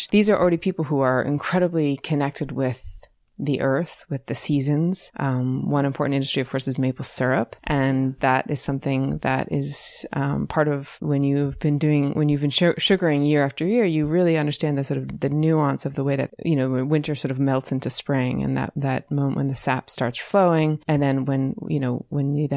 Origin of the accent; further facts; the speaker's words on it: Western Massachusetts, United States; moved away as an adult; now in Johnson, United States; growing up in Western Massachusetts with all the farms in Hadley and in that area